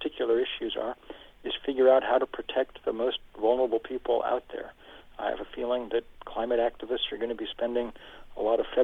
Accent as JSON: {"language": "English", "town": "Lexington", "region": "Massachusetts", "country": "United States", "tie": "born or raised there", "said": "I grew up in Lexington, Massachusetts, giving tours on the Battle Green in the summer for my summer job"}